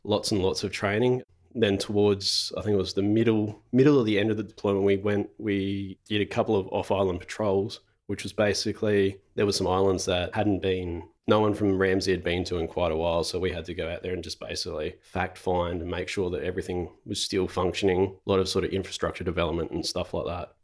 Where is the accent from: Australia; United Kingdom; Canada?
Australia; Renmark, South Australia; now in Adelaide, Australia; I grew up in Renmark, which is a small country town about two hundred and fifty kilometres northeast of Adelaide